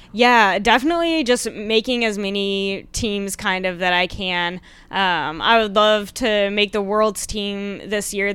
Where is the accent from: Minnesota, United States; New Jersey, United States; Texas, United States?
Texas, United States; Plano; I'm from the Dallas area.